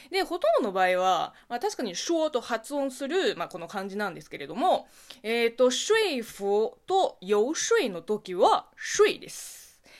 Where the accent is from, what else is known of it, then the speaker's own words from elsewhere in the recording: Linhai, Zhejiang, China; Japanese is a second language; also born or lived in Beijing; now in Japan; 私の地元、浙江省臨海市なんですが